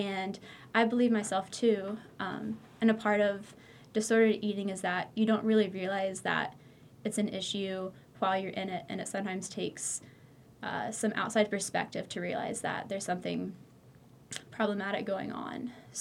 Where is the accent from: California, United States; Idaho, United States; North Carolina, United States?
North Carolina, United States; Greensboro; I'm from Greensboro, North Carolina, Tar Heel born and raised